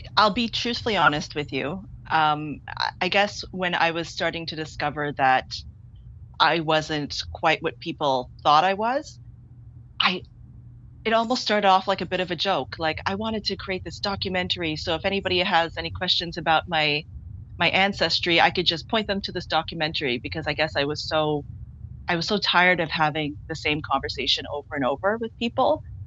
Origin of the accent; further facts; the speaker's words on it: Toronto, Ontario, Canada; I grew up in Scarborough, which has a very large Chinese Caribbean population